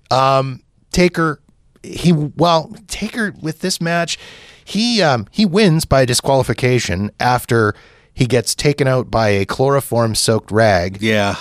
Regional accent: Canada; as a Canadian

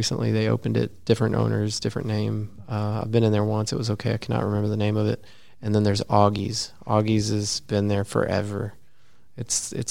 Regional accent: Abilene, Texas, United States; my hometown of Abilene, we've got Fort Phantom

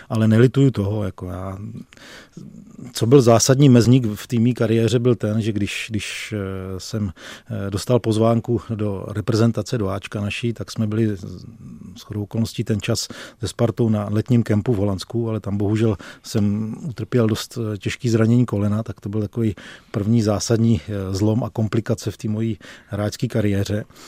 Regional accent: Plasy, Plzeň Region, Czechia; já pocházím, eh, z Plzeňska, narodil jsem se v Plzni, ale vyrůstal jsem kousek, eh, v městečku vedle Plzně, v městečku Plasy

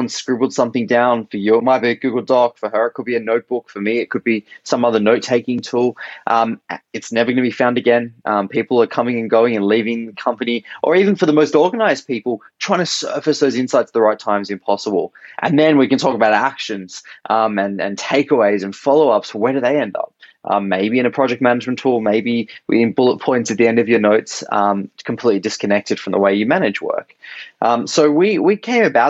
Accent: Australia; accent: Australian; moved away as an adult; also born or lived in San Francisco, United States; So right now I'm in Sydney, Australia. That's my accent originally. I am Australian

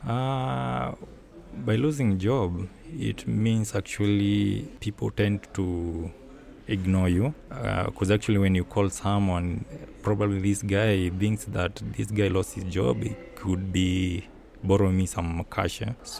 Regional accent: Nairobi, Kenya; I'm from Kenya, Nairobi. I have a barbershop in Nairobi

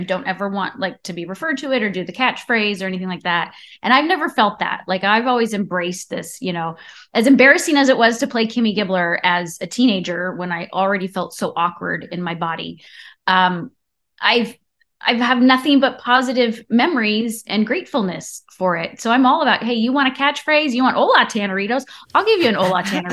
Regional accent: Orange County, California, United States; Orange County is where I grew up

